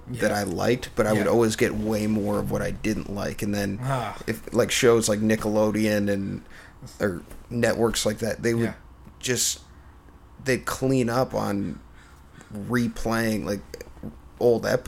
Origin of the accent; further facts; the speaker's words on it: Minnesota, United States; I grew up in Minnesota.